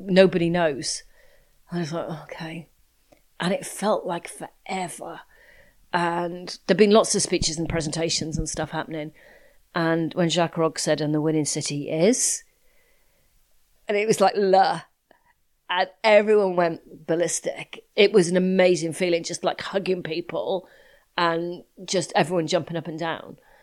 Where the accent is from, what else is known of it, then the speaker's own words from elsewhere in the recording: United Kingdom; being British